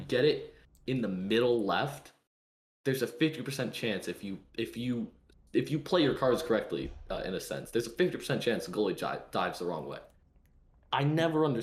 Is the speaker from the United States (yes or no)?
yes; United States; as an American